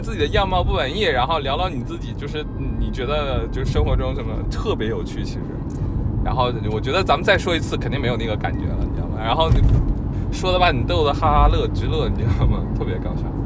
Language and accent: Chinese; Northeast China, China; now in Beijing, China; 比如说我是东北人，我就不太喜欢我家乡很地道的东北话，我就觉得有点土